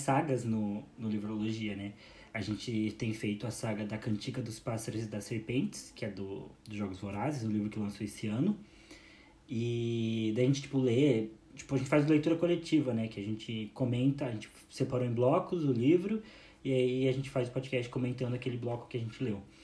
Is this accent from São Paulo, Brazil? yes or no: no; Curitiba, Paraná, Brazil; a gente é de Curitiba